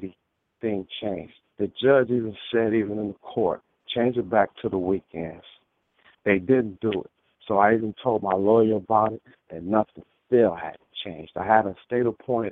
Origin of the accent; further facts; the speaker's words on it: Michigan, United States; moved away; also born or lived in California; I'm originally from Michigan. I end up moving back home.